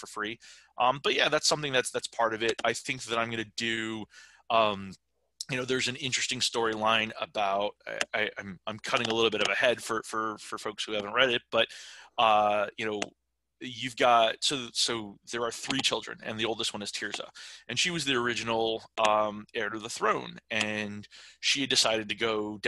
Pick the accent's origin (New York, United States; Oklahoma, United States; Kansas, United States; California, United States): New York, United States; I'm from New York.